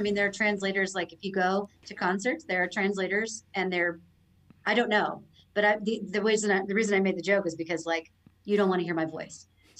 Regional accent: Florida, United States; moved away as an adult; also born or lived in Orlando; now in Mexico; I was born in Florida.

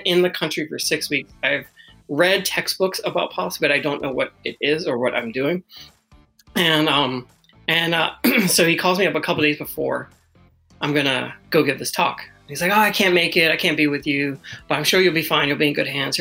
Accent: United States; also born or lived in South Korea; as an American going to South Korea

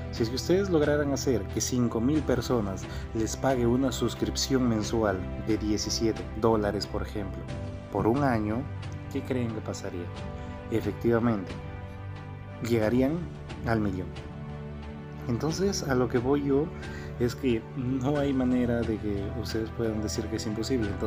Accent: Peru; conocer Machu Picchu porque yo soy de Perú.

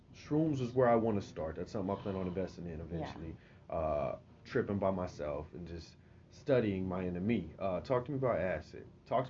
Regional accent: Tulsa, Oklahoma, United States; also born or lived in Houston, Texas; I was born in Houston, Texas. {S2} Okay. {S1} Left at 1 year old. Raised here in Tulsa.

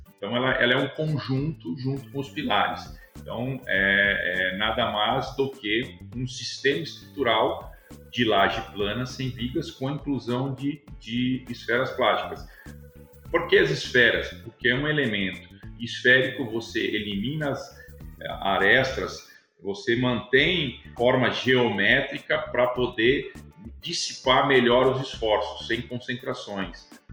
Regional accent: Rio Claro, São Paulo, Brazil; also born or lived in Bauru; Eu sou do interior de São Paulo, né? Nascido no interior, na cidade de Bauru. Vivi toda a minha, minha infância e minha vida até a faculdade é, em Rio Claro

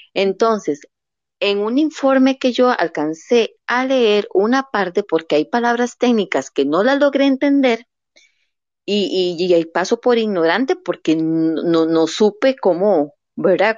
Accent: Costa Rica; como costarricense

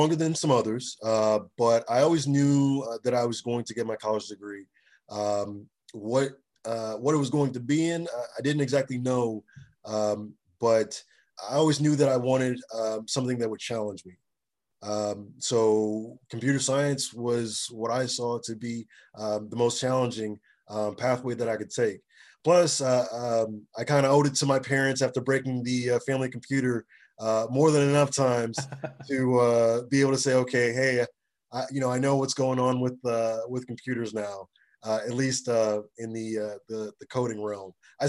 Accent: Springfield, Virginia, United States; also born or lived in Nigeria / Memphis, Tennessee; So I was born in Nigeria, and I grew up in Springfield, Virginia, in Memphis, Tennessee.

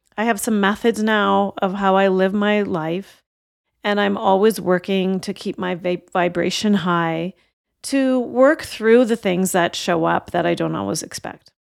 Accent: Canada; my parents came from India in the late sixties, and I was born in Canada

